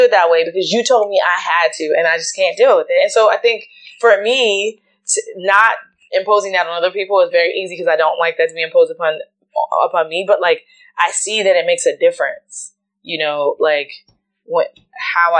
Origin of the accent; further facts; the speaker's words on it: Richmond, Virginia, United States; I grew up in Richmond, Virginia